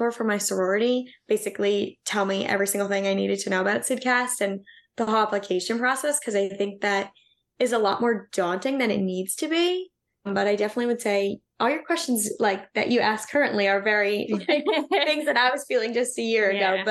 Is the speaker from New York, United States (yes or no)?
yes; Long Island, New York, United States; moved away as an adult; also born or lived in Pennsylvania; I'm originally from Long Island in New York